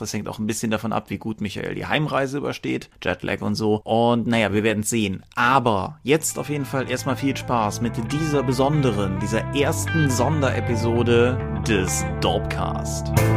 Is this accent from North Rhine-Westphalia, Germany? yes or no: yes; Eifel, North Rhine-Westphalia, Germany; das Eifeldorf, wo ich groß geworden bin